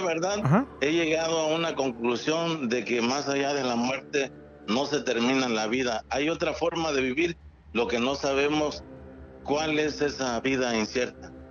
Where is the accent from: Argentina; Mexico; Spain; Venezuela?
Mexico; Acapulco, Guerrero; moved away as an adult; now in Puerto Escondido, Mexico; yo soy de Acapulco